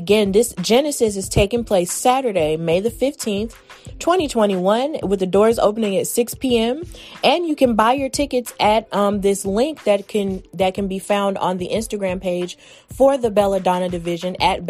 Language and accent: English; Alabama, United States; I'm so proud that it's taking place in my home state of Alabama. Whoop whoop, ….